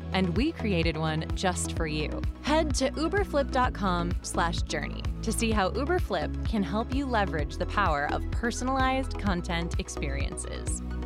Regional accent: Minnesota, United States; a Minnesotan

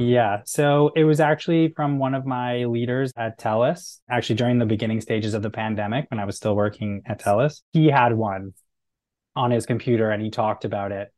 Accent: Canada; being Canadian

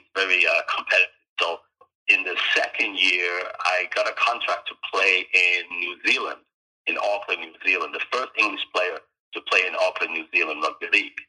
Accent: Jamaica; also born or lived in United Kingdom; now in British Columbia, Canada; I grew up in Jamaica

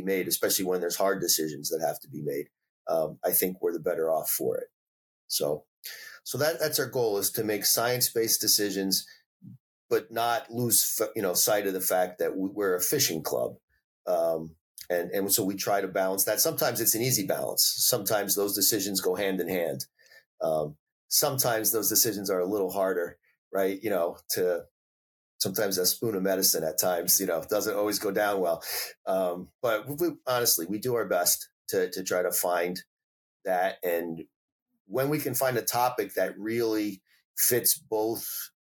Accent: New Jersey, United States; also born or lived in Washington State; now in Rhode Island, United States; I started off in New Jersey

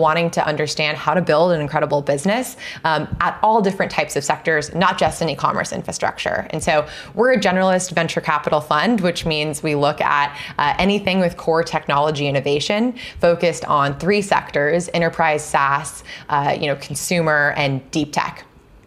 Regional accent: Seattle, Washington, United States; moved away as an adult; also born or lived in New Hampshire; now in California, United States; I grew up in the Pacific Northwest

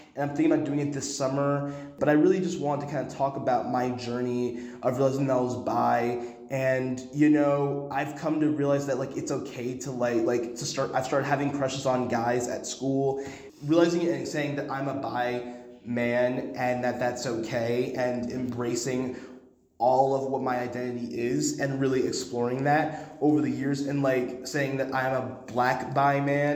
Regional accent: Dallas, Texas, United States; moved away as an adult; now in Connecticut, United States; I grew up in Dallas and I go to Connecticut now

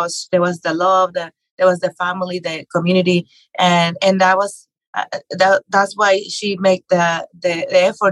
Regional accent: Mexico; English is a second language; moved away as an adult; now in United States; I grew up in Mexico. I was born and raised there.

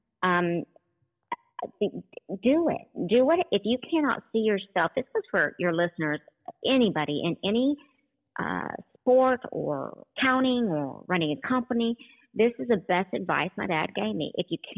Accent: Oklahoma, United States; I grew up in Oklahoma, where we're that tornado city

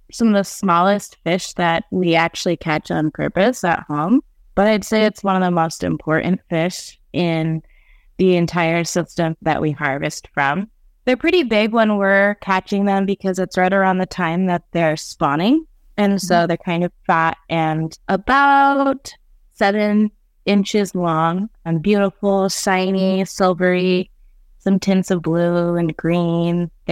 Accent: Alaska, United States; I'm a Haida and Tlingit woman born and raised on Prince of Wales Island, doing a lot of traditional harvesting with my family

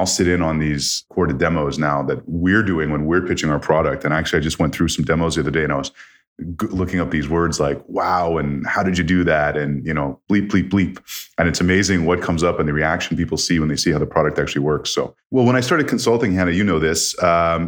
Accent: Canada; moved away as an adult; also born or lived in Toronto; I grew up in Canada

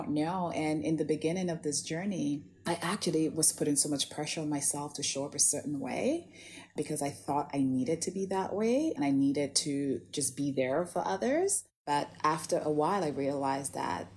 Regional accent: St. Lucia; now in Toronto, Canada; I grew up in the Caribbean in St. Lucia in a very tiny village called Bas Labowi

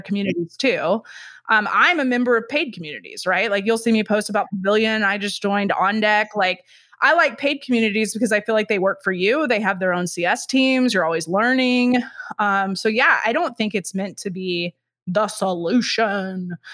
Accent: Texas, United States; moved away; I'm from Texas, so I cannot say that word

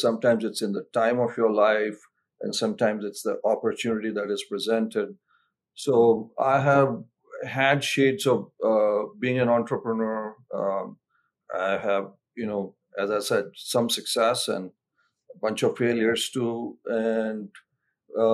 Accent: India; now in United States; I'm originally from India. I got pretty active in the Indian American community

